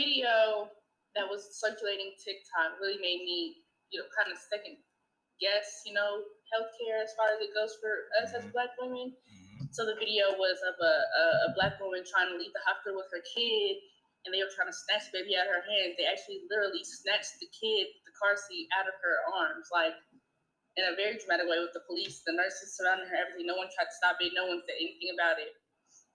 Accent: Indiana, United States; I am from Indiana

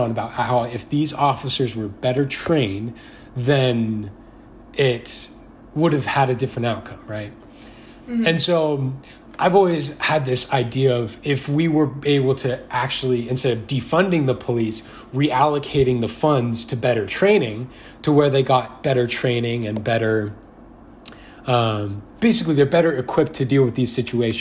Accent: Southern California, United States; I'm from Southern California

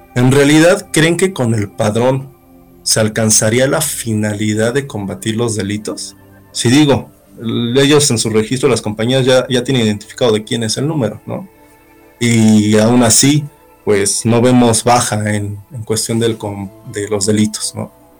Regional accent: Mexico; como buen mexicano

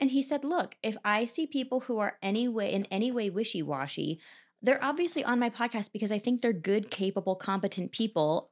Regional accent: Cherry Hill, New Jersey, United States; I'm from Cherry Hill, New Jersey, which is twenty, thirty minutes east of Philadelphia.

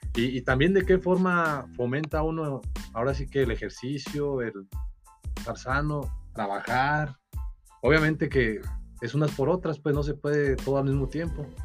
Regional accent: Nueva Italia, Michoacán, Mexico; also born or lived in Uruapan; de Nueva Italia, pero igual, eh, mis papás eh, se divorciaron cuando yo era, tenía tres años. Mi mamá se vino a vivir a Uruapan y se podría decir que estaba aquí viviendo por etapas. Nací aquí en Uruapan, pero mi familia estaba en Nueva Italia.

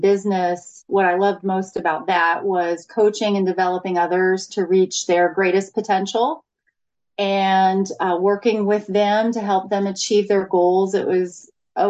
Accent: Florida, United States; I grew up in Florida

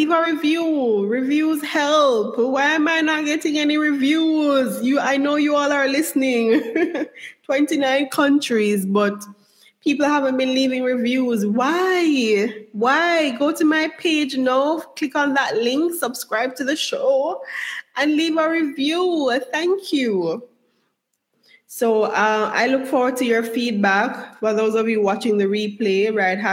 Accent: Jamaica; moved away; also born or lived in United States; I was brought up in Jamaica

